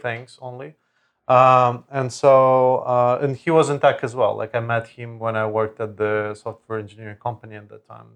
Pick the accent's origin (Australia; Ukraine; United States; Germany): Ukraine; Lviv, Lviv Oblast; moved away; in my hometown, in Lviv, in Ukraine